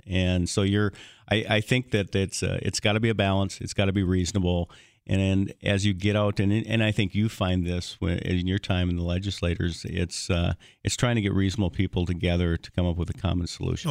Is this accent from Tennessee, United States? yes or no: no; Hillsboro, North Dakota, United States; growing up in Hillsboro and actually ten miles, uh, out in the country from, from Hillsboro and, and, and so I grew up in, in rural North Dakota